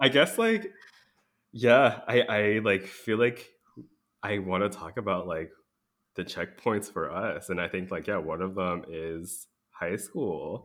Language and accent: English; DMV area, United States; moved away as an adult; now in Wisconsin, United States; we both hail from the D M V area.